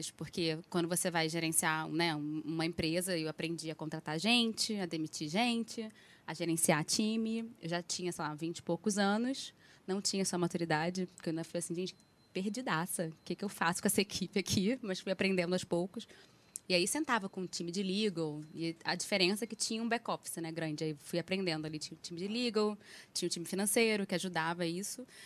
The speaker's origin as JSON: {"language": "Portuguese", "region": "Rio de Janeiro", "country": "Brazil", "lives_now": "São Paulo, Brazil", "said": "Ainda mais que eu saí do Rio e fui pra São Paulo."}